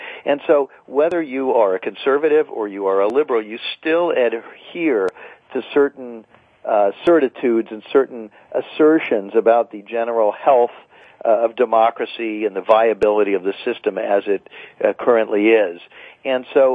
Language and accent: English; United States; we Americans